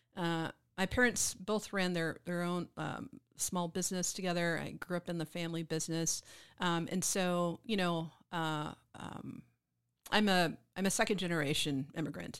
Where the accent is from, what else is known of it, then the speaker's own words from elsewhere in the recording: Mississippi, United States; moved away as an adult; also born or lived in Memphis, Tennessee; now in Austin, United States; growing up in Mississippi, I went to Memphis a lot